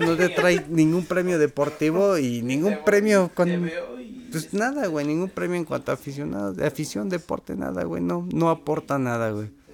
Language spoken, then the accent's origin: Spanish; Mexico